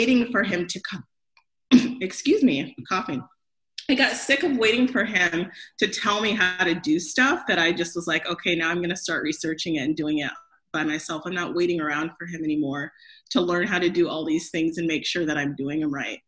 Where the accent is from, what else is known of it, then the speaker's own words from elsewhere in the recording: Grand Island, Nebraska, United States; I grew up in Grand Island, Nebraska